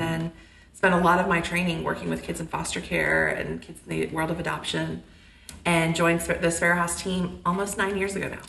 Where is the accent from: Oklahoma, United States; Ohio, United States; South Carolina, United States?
Oklahoma, United States; Choctaw; moved away as an adult; now in Dallas, United States; I grew up just outside Oklahoma City